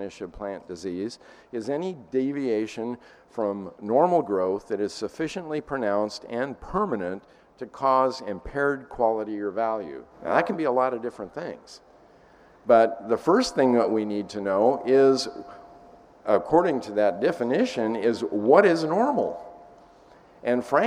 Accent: Butte County, Northern California, United States; moved away; I'm originally from Northern California, Butte County area

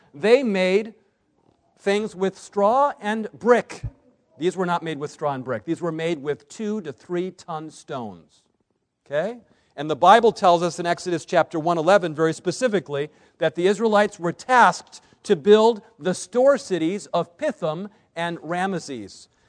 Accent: Berrien Springs, Michigan, United States; I grew up in Berrien Springs, Michigan, right across the lake from Chicago

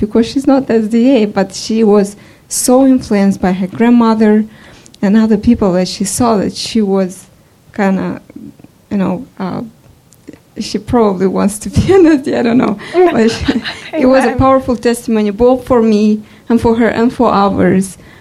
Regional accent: Moldova; moved away; I come from Eastern Europe, Moldova

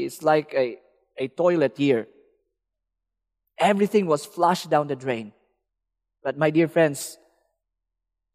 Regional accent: Philippines; I'm from the Philippines. There's a lot of beaches.

